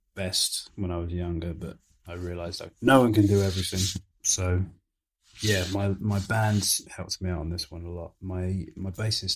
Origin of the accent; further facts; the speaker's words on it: Suffolk, East of England, United Kingdom; moved away as an adult; also born or lived in Nigeria; I grew up in Suffolk from, like, before I went to university, I grew up in Suffolk